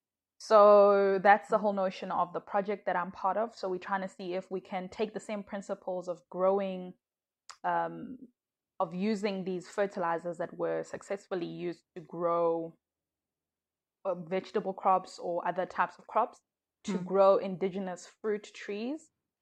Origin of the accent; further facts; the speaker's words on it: Malawi; now in South Africa; I am originally from Malawi, but I'm currently based in South Africa.